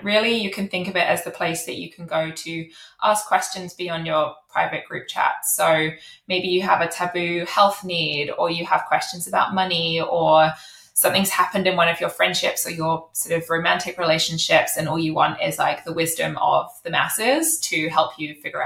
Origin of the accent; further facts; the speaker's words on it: United Kingdom; accent: British; I am British, as you can probably tell from my accent.